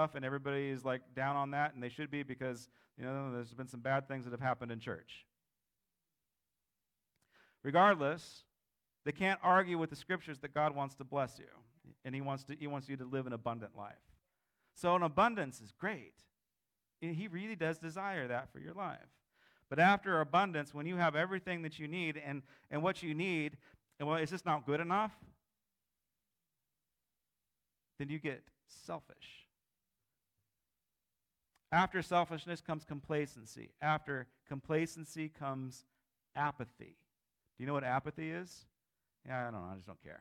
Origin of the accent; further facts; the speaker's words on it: United States; I'm an American